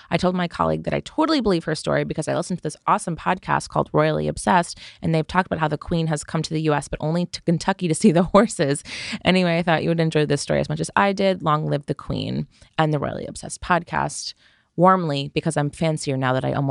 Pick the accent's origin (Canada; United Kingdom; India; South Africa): Canada; No. No.